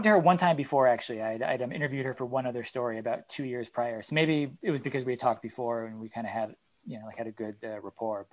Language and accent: English; New England, United States; I'm from New England